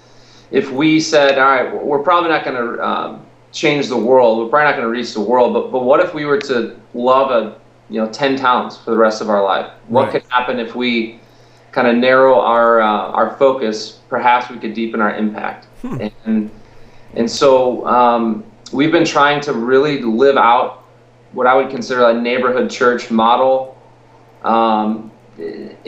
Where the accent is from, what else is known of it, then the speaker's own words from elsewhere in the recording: Roselle, Illinois, United States; We planted this church in my hometown, mm-hmm. which is in Roselle, which no one's heard of, but a lot of people have heard of Schaumburg